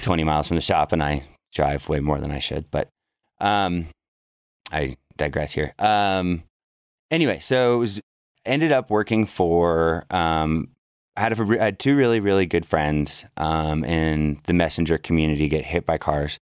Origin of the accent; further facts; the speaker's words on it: Berkeley, California, United States; also born or lived in San Francisco, California; I grew up in Berkeley, California